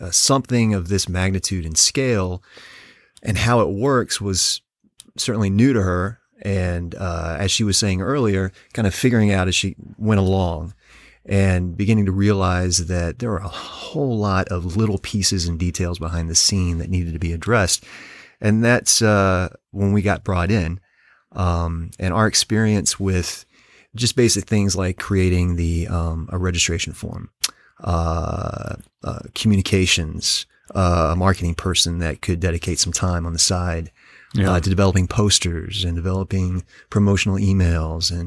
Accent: Tennessee, United States; moved away as an adult; also born or lived in Florida / Missouri; now in Toledo, United States; I grew up in Tennessee

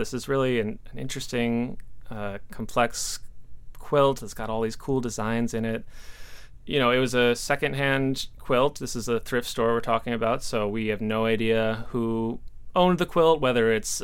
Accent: Milwaukee, Wisconsin, United States; moved away as an adult; also born or lived in Appleton, Wisconsin / Bowling Green, Ohio; I am originally from Milwaukee, Wisconsin. That's where I grew up, went to high school

